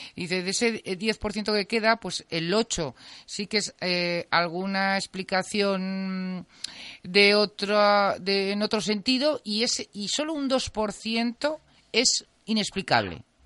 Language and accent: Spanish; Teruel, Aragon, Spain; yo vivía en un chalet y, y, mm, que estaba además bastante, no estaba en el mismo, yo soy de Teruel